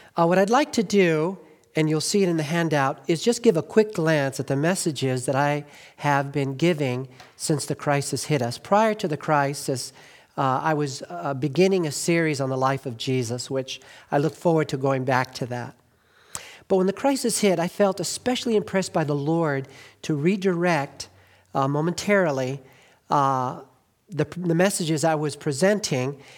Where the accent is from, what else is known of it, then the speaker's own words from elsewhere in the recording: Glendale, California, United States; also born or lived in Northeast US (birth) / Highland Park, Los Angeles; I grew up in Glendale.